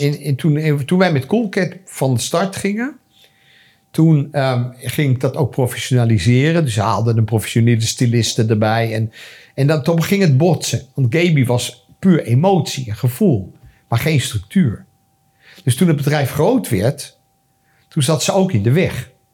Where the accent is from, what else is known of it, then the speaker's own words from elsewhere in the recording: Amsterdam, North Holland, Netherlands; also born or lived in France; want iedereen wist dat ik uit Amsterdam kwam